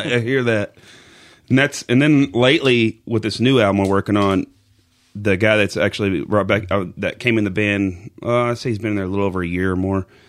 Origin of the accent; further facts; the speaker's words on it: Pocasset, Oklahoma, United States; also born or lived in Amber, Oklahoma; now in Chickasha, United States; I'm actually from Oklahoma. I've been here my entire life. Lived in a small town called Pocasset growing up